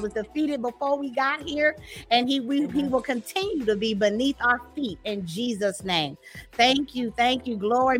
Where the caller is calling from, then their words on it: Dallas, Texas, United States; I'm coming in from Dallas, Texas.